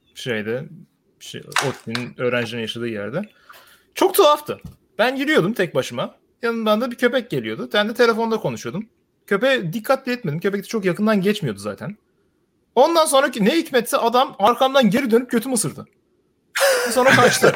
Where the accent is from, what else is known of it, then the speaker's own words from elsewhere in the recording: Sivas, Sivas Province, Turkey; Ben Sivaslıyım